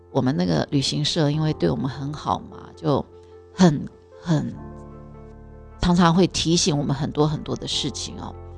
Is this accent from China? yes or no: no; Taiwan; 我们台湾人的教育，我自己的教育背景也是